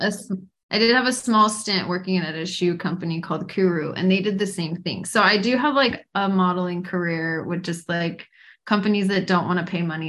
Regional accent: Utah, United States; also born or lived in Boston / Taiwan; I live in Utah. I'm born and raised in Utah. I served a mission for our church in Taiwan. So I speak very broken, like second grader Chinese. So it was a long time ago. I lived in Boston for 4 years.

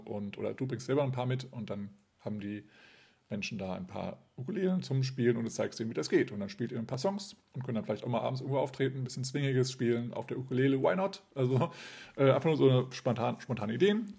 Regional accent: Kassel, Hesse, Germany; Kassel, meine Geburtsstadt

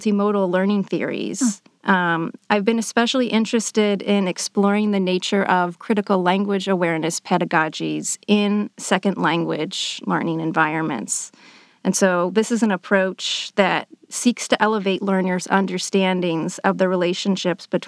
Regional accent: southern Maine, United States; first language English; moved away as an adult; also born or lived in Worcester, Massachusetts / Amherst, Massachusetts; I grew up in the northeastern U.S. in a small town in southern Maine.

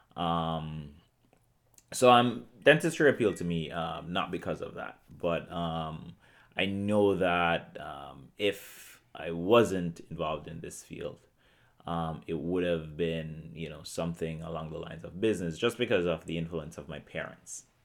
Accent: Portmore, Saint Catherine, Jamaica; moved away as an adult; also born or lived in Columbia, South Carolina / Hartford, Connecticut; I grew up in Portmore, Jamaica

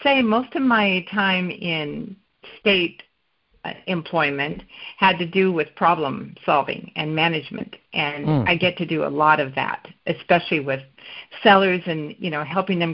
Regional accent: Olympia, Washington, United States; I was born and raised in Olympia, and I worked for the state of Washington for 30 years

